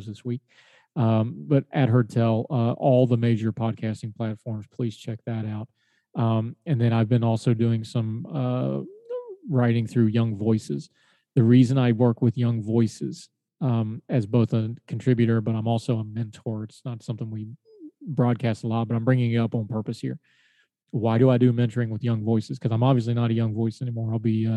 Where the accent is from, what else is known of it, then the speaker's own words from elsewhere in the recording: West Virginia, United States; moved away; my home state of West Virginia